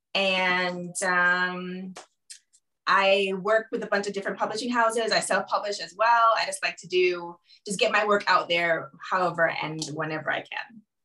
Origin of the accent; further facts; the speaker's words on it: Jamaica; now in Madrid, Spain; I am originally from Jamaica and I'm right now living in Madrid